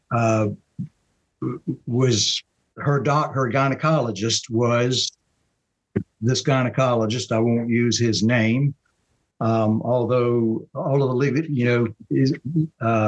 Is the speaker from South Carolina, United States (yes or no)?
yes; Marion, South Carolina, United States; moved away as an adult; now in Charlotte, United States; I'm from Marion, South Carolina, a small town in South Carolina, about 120 miles. It would be southeast of Charlotte, North Carolina, not too far from Myrtle Beach. So I grew up there